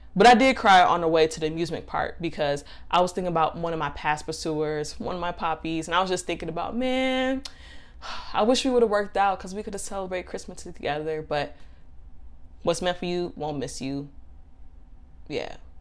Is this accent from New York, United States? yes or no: no; Chicago, Illinois, United States; now in Miami, United States; I'm from Chicago, but I moved to Florida